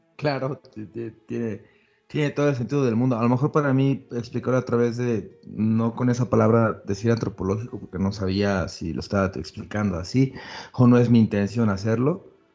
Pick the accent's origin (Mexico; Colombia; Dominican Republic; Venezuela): Mexico; Somos un pueblo mestizo y somos mexicanos